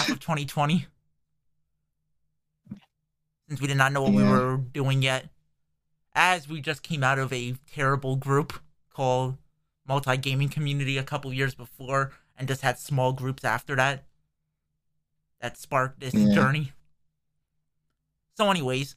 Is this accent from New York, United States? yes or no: no; New Jersey, United States; we're from New Jersey, but we're basing in New Jersey.